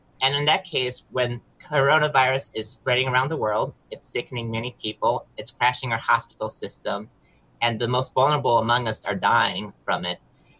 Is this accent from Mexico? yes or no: yes; southern Mexico, Mexico; moved away as an adult; also born or lived in Southwest Michigan, United States; now in United States; I'm originally from Southwest Michigan. I grew up in Southern Mexico. I moved myself back to the US for college